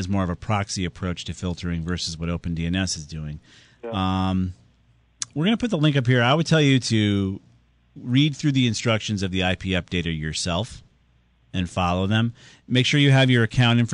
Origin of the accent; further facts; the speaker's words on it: Southington, Connecticut, United States; my hometown of Southington